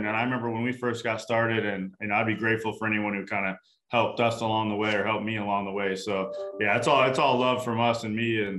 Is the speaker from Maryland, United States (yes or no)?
no; Arizona, United States; I was born and raised in Arizona, and that's, you know, when I was growing up, 36 years old